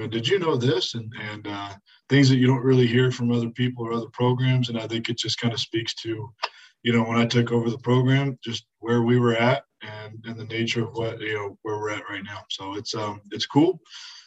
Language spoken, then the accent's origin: English; Southern Section, California, United States; I'm originally from Southern Section.